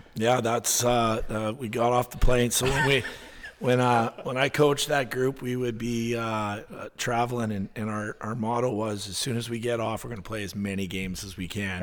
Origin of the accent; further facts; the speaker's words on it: Winnipeg, Manitoba, Canada; moved away as an adult; now in Alaska, United States; It's certainly not what I grew up with in Winnipeg